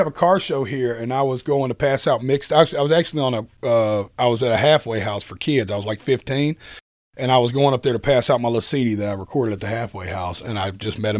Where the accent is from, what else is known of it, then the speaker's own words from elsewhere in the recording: Nashville, Tennessee, United States; I was from Nashville